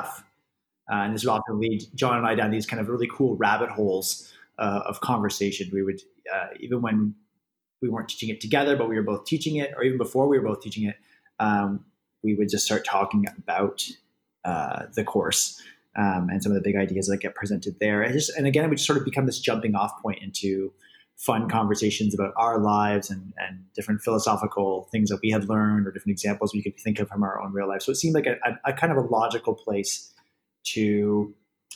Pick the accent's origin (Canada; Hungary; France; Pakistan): Canada; moved away as an adult; also born or lived in Middle East; I'm Canadian, and I'm overseas